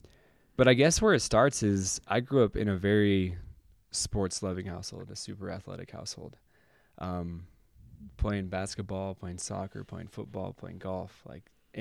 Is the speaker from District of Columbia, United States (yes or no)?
no; Utah, United States; what the heck did we do in the pre-existence to deserve growing up in Northern Utah in this family where my mom and dad love each other.